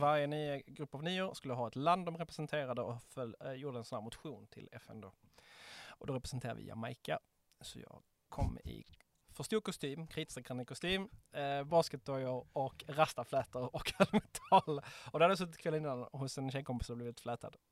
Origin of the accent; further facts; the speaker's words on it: Ystad, Skåne, Sweden; i Ystad där jag växte upp